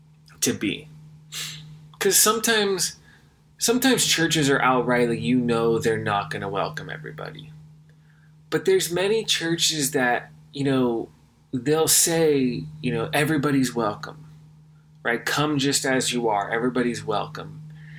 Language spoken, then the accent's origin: English; California, United States; growing up in California